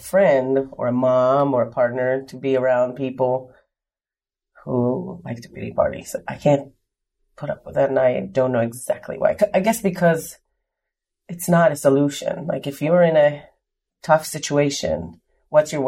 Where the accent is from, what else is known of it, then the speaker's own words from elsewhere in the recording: Israel; moved away as an adult; now in Richmond, United States; I was born and raised in Israel, moved to the U.S. in September of 99